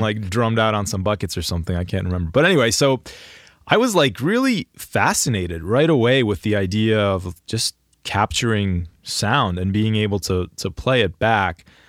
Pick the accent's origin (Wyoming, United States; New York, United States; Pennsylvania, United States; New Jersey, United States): Pennsylvania, United States; Greater Philadelphia area; I'm from the Greater Philadelphia area